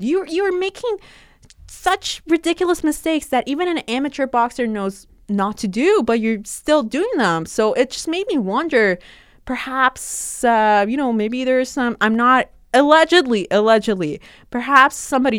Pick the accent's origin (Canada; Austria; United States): Canada; especially as a Canadian fan, I will just root for you no matter what, man.